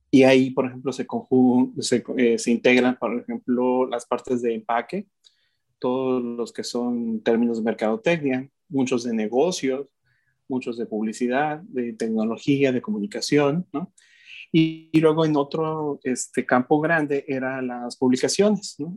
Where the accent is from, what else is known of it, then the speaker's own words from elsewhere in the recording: Mexico; yo como mexicano